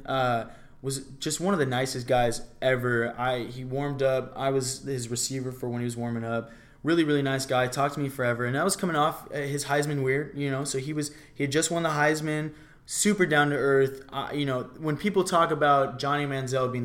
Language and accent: English; Portland, Oregon, United States; I was born in Portland, Oregon